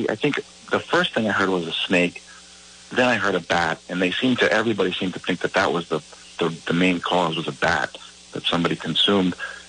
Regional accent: United States; That would be open for us, you know, because I'm American.

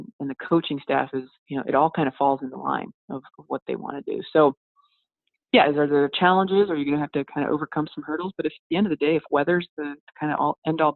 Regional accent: United States; moved away; also born or lived in North Dakota / South Dakota; I grew up in North and South Dakota quite a bit

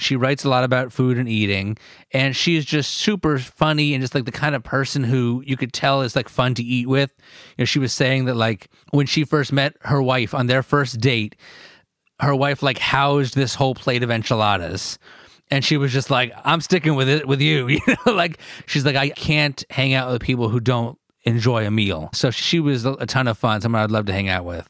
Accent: Northern New Jersey, United States; I'm born and raised in New Jersey

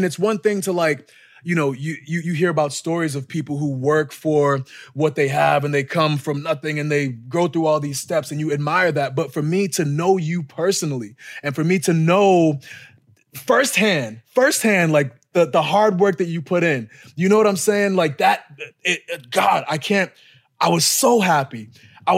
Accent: Boston, Massachusetts, United States; moved away; Boston, my hometown, like my backyard

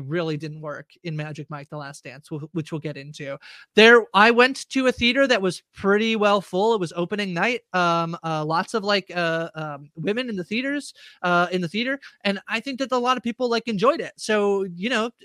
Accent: Canada; We were just being Canadian

